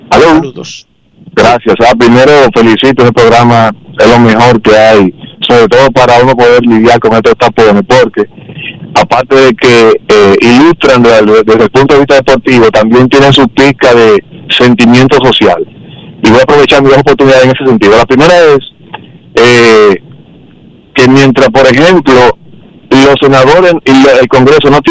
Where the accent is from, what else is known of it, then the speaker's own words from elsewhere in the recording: Cibao, Dominican Republic; soy cibaeño, mira, que si me cortan las venas, mi sangre es amarilla.